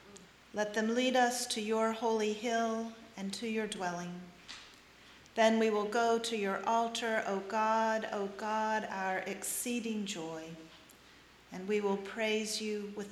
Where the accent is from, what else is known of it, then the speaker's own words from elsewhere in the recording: North Carolina, United States; moved away; Growing up in North Carolina